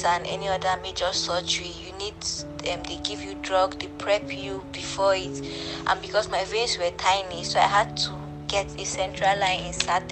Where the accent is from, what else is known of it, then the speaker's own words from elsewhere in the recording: Nigeria; I'm a Nigerian. I reside in Abuja.